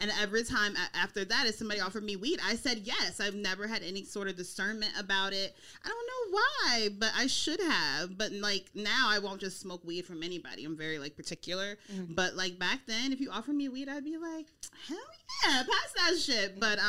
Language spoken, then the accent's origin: English; Snellville, Georgia, United States; also born or lived in Mississippi; now in California, United States; I'm from Georgia. Mm-hmm. So I was born in Mississippi, but I grew up in Georgia and Mississippi-ish. I'm a Southern girl. And so I went to college in Georgia, Georgia State University. And I grew up in Snellville, went to South Gwinnett High School.